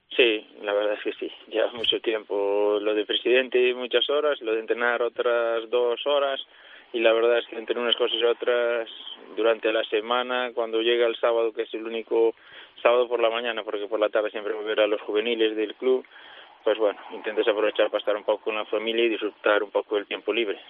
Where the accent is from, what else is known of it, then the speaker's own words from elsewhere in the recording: Boiro, Galicia, Spain; jugaba en preferente ya, y después me fui y sí, ahora era el primer año que estoy en categoría nacional en el equipo de mi pueblo